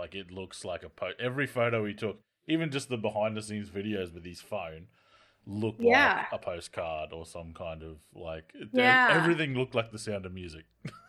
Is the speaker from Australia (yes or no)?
yes; Australia